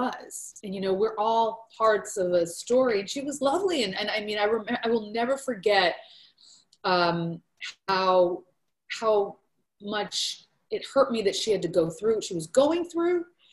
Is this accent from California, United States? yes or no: no; Portland, Oregon, United States; I grew up in Portland, Oregon